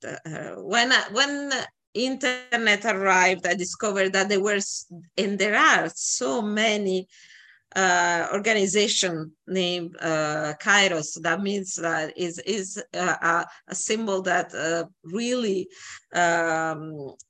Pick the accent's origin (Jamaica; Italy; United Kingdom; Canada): Italy; moved away as an adult; now in New York City, United States; coming from Italy